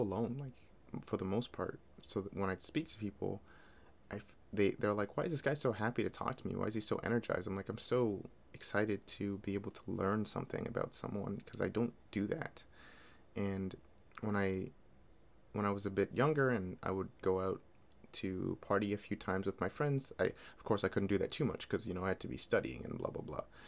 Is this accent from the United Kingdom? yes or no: no; Toronto, Ontario, Canada; I'm from Toronto